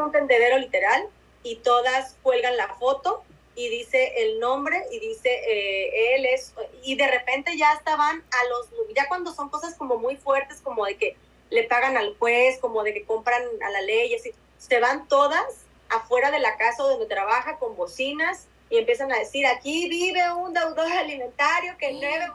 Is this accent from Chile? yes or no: no; Mexico; nosotras como mexicanas